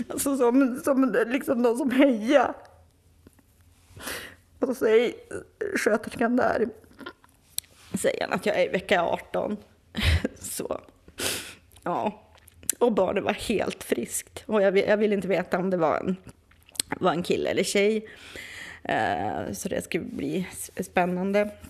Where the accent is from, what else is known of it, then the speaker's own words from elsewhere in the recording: Västerbotten County, Sweden; Och där jag är ifrån eh, ovanför Umeå, där finns det liksom inte så mycket sånt.